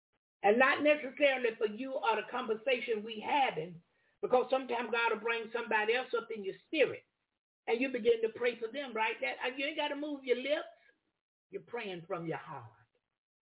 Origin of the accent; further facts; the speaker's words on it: the South, United States; I'm from the South.